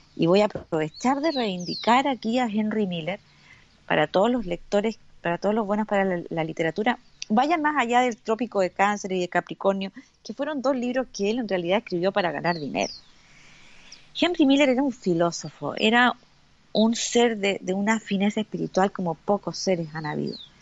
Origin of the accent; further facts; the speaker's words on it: Valparaíso, Chile; moved away; nací en el puerto de Valparaíso, así que para el, para el lenguaje de Chile soy porteña